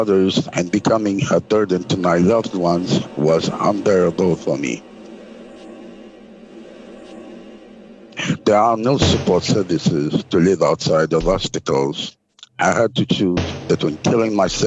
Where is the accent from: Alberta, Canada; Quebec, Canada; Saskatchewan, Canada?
Quebec, Canada; I'm from Quebec